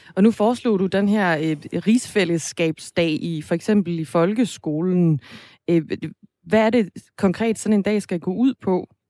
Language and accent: Danish; Denmark